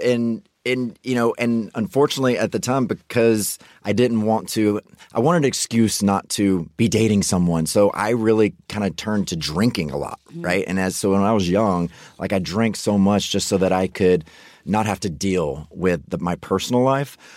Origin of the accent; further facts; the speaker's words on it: Mississippi, United States; I grew up in Mississippi right next door